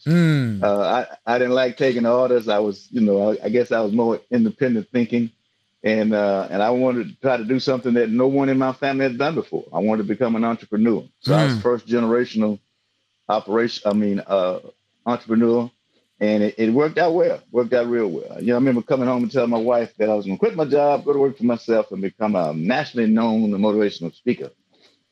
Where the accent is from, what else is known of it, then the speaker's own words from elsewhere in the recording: Alexandria, Louisiana, United States; also born or lived in Baton Rouge, Louisiana; I'm originally from Alexandria, Louisiana, Central Louisiana